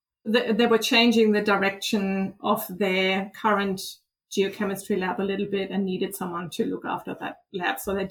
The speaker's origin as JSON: {"language": "English", "country": "Germany", "tie": "born or raised there", "second_language": "English", "moved": "yes", "said": "I from Germany, as you can probably hear, I have a bit of an accent. So I grew up in Germany"}